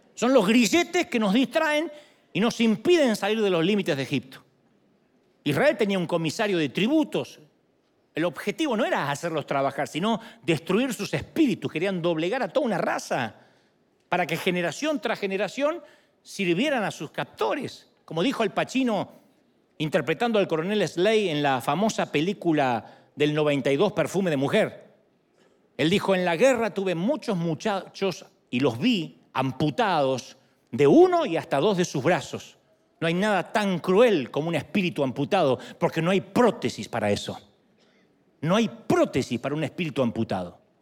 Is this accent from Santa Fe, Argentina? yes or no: no; San Martín, Buenos Aires Province, Argentina; moved away; yo nací en San Martín, Buenos Aires